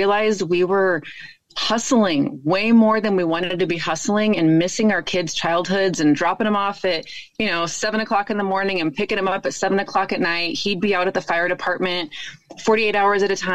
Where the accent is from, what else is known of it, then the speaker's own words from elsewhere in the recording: Nevada, United States; moved away as an adult; also born or lived in Reno, Nevada; we are originally from Nevada, and we both had been in Reno for the last 20 years